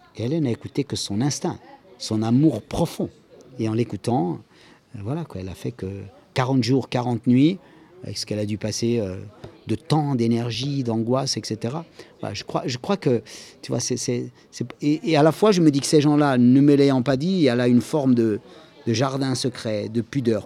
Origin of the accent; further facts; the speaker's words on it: Corsica, France; Je viens de Corse